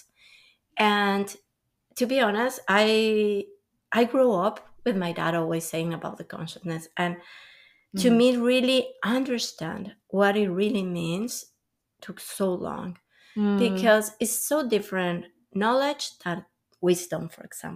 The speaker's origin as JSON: {"language": "English", "country": "Mexico", "moved": "as an adult", "lives_now": "Canada", "said": "I'm from Mexico"}